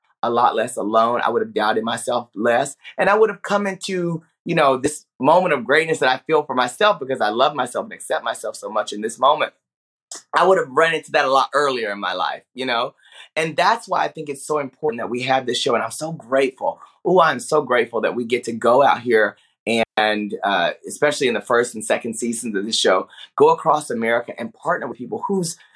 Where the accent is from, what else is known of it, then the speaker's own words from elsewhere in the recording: Paris, Texas, United States; I grew up in Paris, Texas, okay? A very small town in the northeast of Texas